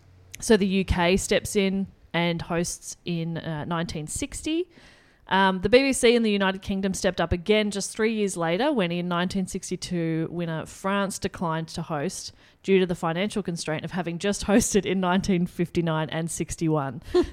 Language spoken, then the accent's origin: English; Australia; if anything, I, as an Australian, hate Australia.